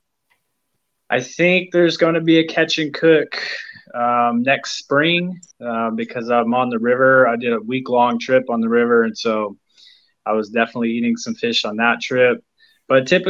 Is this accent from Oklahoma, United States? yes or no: yes; Edmond, Oklahoma, United States; I'm from Edmond, Oklahoma, which is it's just north of Oklahoma City